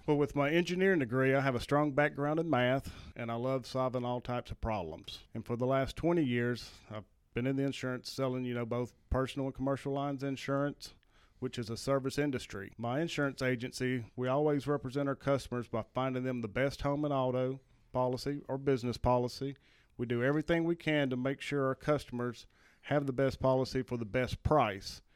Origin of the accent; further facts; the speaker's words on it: Ashland, Mississippi, United States; now in Hernando, United States; where I grew up at in Ashland.